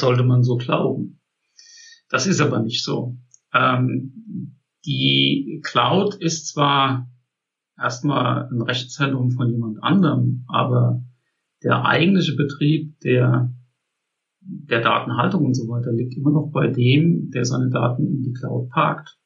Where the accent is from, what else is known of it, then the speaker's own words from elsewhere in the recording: Germany; bei uns in Deutschland